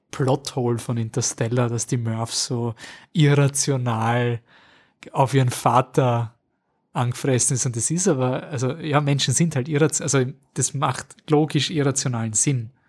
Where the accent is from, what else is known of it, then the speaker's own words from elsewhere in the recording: San Francisco, California, United States; born there; ich bin in San Francisco geboren worden mit meiner Mama